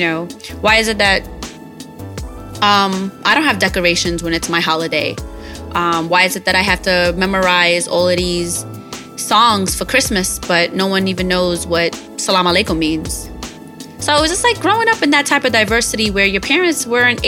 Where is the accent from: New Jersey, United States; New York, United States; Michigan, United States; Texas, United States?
New York, United States; New York City; a little Arab girl who's born and raised in Brooklyn, New York City